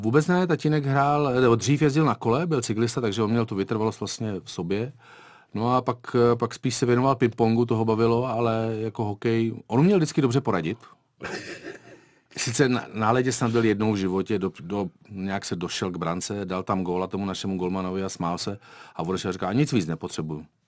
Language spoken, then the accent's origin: Czech; Liberec, Liberec Region, Czechia; moved away as an adult; also born or lived in Bruntál / Beroun; now in Kuwait; já jsem vlastně se narodil v Bruntále a mm, já jsem dělal lyžování do té první círy než jsme se pak odstěhovali do Liberce